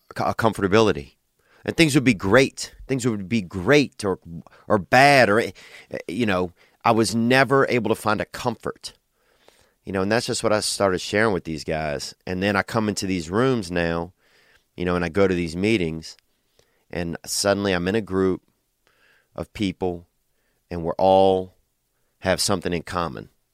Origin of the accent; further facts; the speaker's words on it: Covington, Louisiana, United States; moved away; In my hometown, a Mexican restaurant opened up in downtown Covington, Louisiana